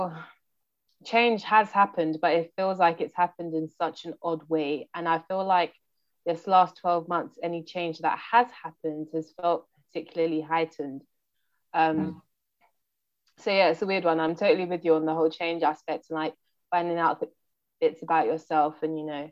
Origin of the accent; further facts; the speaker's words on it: London, United Kingdom; first language English; moved away as an adult; also born or lived in Portsmouth / Brighton / Sweden; I was born and raised in Brixton